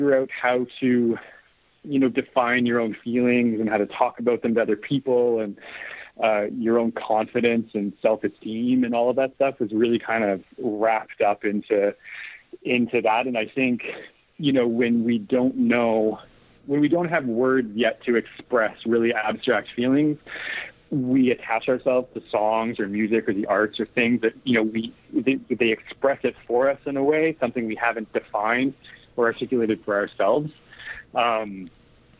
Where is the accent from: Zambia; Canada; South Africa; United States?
Canada; Canadian Prairies; I grew up in the Canadian prairies